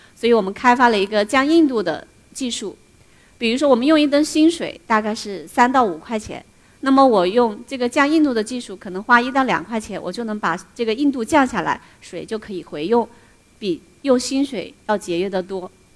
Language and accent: Chinese; Xiang River, Hunan, China; also born or lived in Germany; 我的家乡，湘江